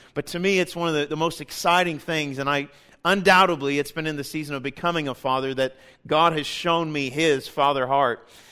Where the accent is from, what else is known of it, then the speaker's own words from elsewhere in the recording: Kansas City, United States; we're from Kansas City. My wife and I were born and raised there